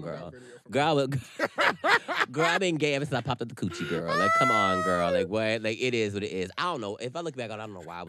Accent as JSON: {"language": "English", "region": "North Carolina", "country": "United States", "tie": "born or raised there", "said": "I was raised in North Carolina"}